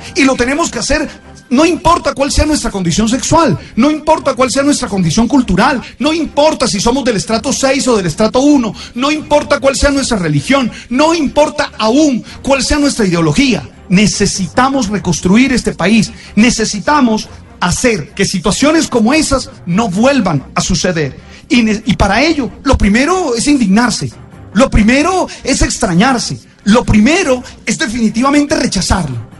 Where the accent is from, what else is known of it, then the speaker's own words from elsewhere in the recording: Colombia; nosotros los colombianos